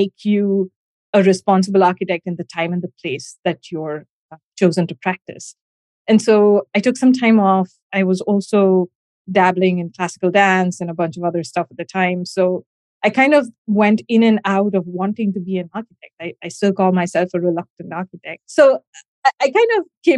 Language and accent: English; Gujarat, India; moved away; I grew up in India, in the western part of India, in the state of Gujarat.